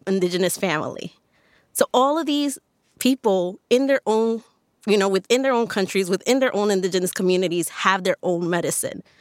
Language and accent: English; New York City, New York, United States; also born or lived in Washington Heights, New York; Born and raised in New York, born in Washington Heights, raised in the South Bronx, went to high school in Harlem